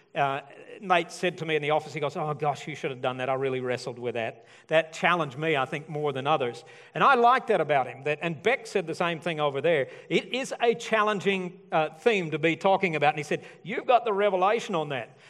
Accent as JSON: {"language": "English", "region": "Alabama", "country": "United States", "said": "I'm from Alabama."}